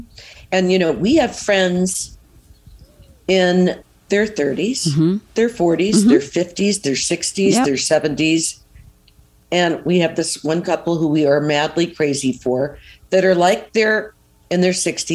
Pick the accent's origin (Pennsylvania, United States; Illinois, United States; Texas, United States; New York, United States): New York, United States; moved away; also born or lived in California; well, I was born in New York, but the girls are born in New York.